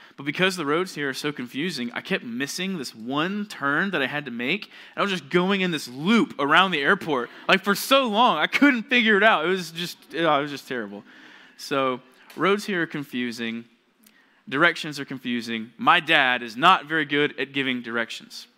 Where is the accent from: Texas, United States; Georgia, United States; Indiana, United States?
Georgia, United States; moved away as an adult; now in California, United States; I'm from Georgia